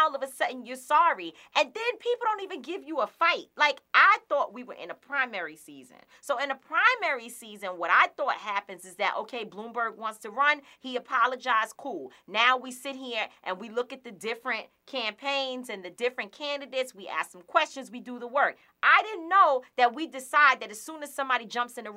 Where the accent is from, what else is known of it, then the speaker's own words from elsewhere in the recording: New York City, New York, United States; I'm not just a regular New Yorker who just goes about work every day.